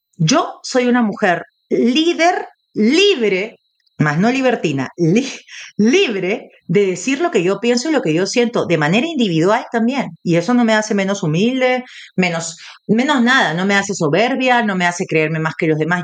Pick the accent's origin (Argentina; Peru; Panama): Peru; como latina y como peruana